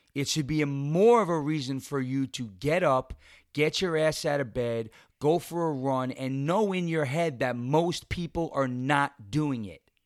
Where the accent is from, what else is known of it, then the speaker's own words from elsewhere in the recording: New York, United States; in New York, in, uh, in my home state